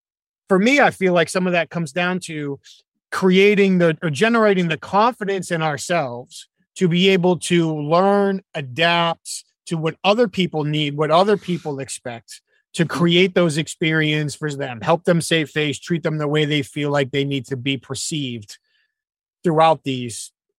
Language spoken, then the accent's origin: English; Northeast, United States; now in Southeast, United States; I grew up in the Northeast, get to the point or get out. Now I live in the Southeast